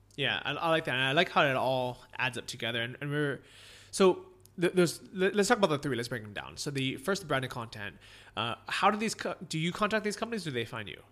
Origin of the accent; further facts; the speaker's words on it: San Francisco, California, United States; first language English; moved away as an adult; also born or lived in Orange County / Los Angeles; I grew up in San Francisco